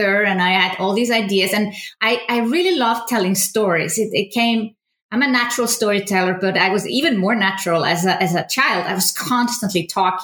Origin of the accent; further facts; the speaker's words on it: Iceland; moved away as an adult; also born or lived in Germany; I was born in Iceland, and I moved away 20 years old to study in Germany, architecture